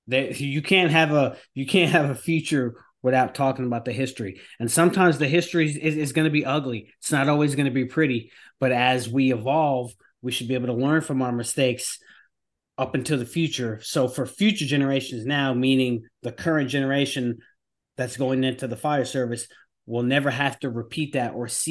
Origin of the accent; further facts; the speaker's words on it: New York, United States; now in North Carolina, United States; I'm from New York, but I came down to North Carolina